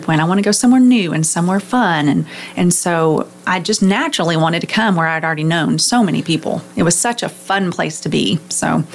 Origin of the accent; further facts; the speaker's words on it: the Metroplex, Texas, United States; I was born in the Metroplex, and so I grew up at a church